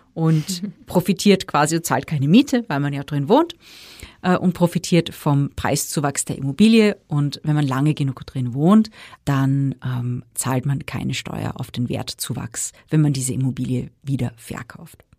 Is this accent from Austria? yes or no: yes; Austria